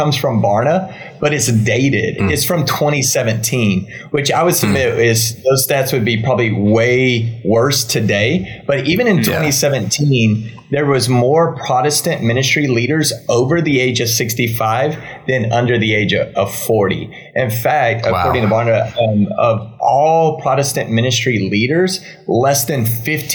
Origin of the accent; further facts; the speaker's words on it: Waco, Texas, United States; also born or lived in Dallas; I grew up in Texas, been in Texas my whole life